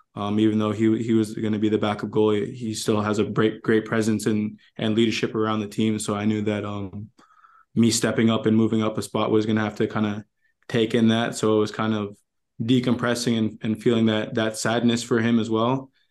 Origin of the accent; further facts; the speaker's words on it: Toronto, Ontario, Canada; moved away as an adult; now in Minnesota, United States; we grew up in Toronto